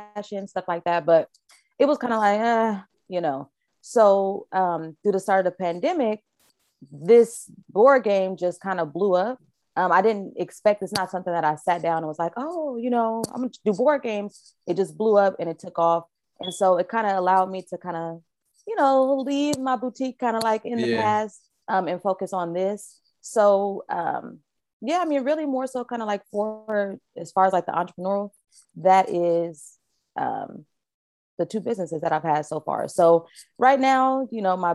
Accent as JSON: {"language": "English", "town": "Vallejo", "region": "California", "country": "United States", "tie": "born or raised there", "also_born_or_lived": "Richmond, California", "said": "I'm from Vallejo. From the V."}